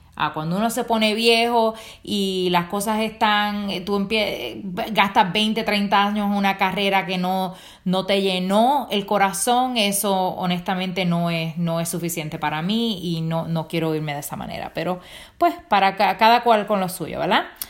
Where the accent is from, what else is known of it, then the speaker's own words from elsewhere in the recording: Rincón, Puerto Rico; now in Pennsylvania, United States; yo vengo de mi isla de Puerto Rico